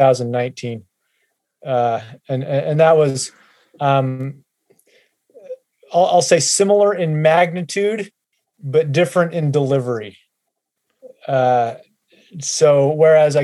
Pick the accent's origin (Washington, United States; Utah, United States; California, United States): Utah, United States; moved away as an adult; also born or lived in Kentucky; both my wife and I grew up in Utah